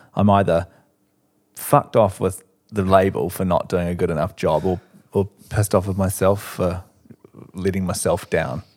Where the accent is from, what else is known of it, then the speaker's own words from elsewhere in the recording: Christchurch, Canterbury, New Zealand; moved away as an adult; now in Auckland, New Zealand; growing up in Christchurch